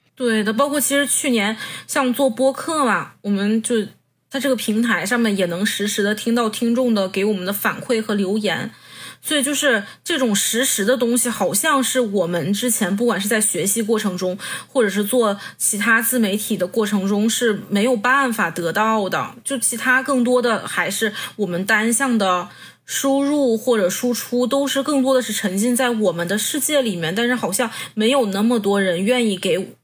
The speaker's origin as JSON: {"language": "Chinese", "town": "Weihai", "region": "Shandong", "country": "China", "tie": "born or raised there", "also_born_or_lived": "Seoul / Beijing / Shanghai", "moved": "as an adult", "said": "从十八岁到二十九岁的十二年里，我去过首尔、北京、上海，还有我老家威海的大大小小许多健身房"}